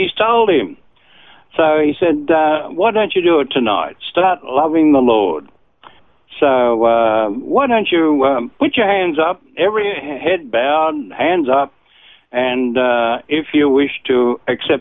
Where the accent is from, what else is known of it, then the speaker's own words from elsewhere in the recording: Sydney, New South Wales, Australia; I was born in Sydney and raised in Bexley, a suburb of Sydney, southern suburb